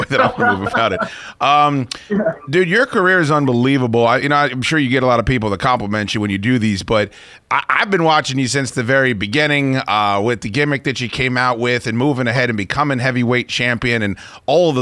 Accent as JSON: {"language": "English", "region": "Northern Virginia", "country": "United States", "tie": "born or raised there", "said": "I'm from here. I was born in Northern Virginia. I've done radio here my whole life."}